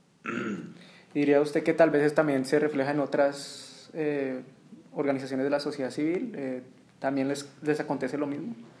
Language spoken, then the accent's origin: Spanish; Colombia; yo también soy colombiano